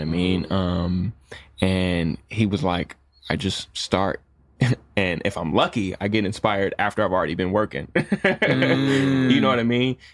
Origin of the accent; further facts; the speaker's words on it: Jackson, Michigan, United States; moved away; also born or lived in Chicago / Miami; I'm originally from Jackson, Michigan.